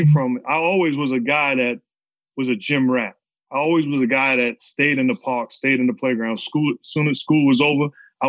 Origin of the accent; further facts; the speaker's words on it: New York City, New York, United States; I'm from New York City